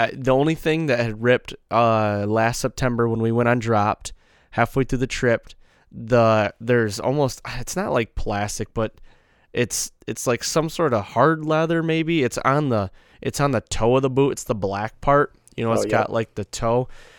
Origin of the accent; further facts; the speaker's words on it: Midwest, United States; You know, we're whitetail guys from the Midwest